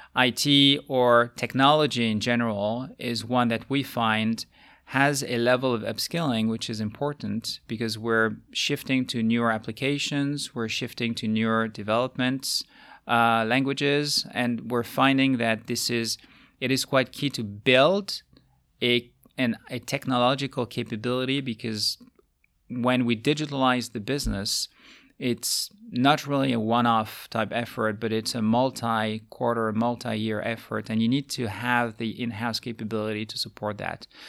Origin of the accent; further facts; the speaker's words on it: France; moved away as an adult; also born or lived in United States / Asia; now in Luxembourg; my home country being France